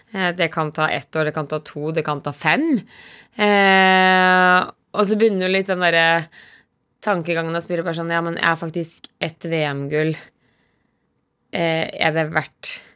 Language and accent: Norwegian; Dalsbygda, Innlandet, Norway; fra gården hjemme i Dalsbygda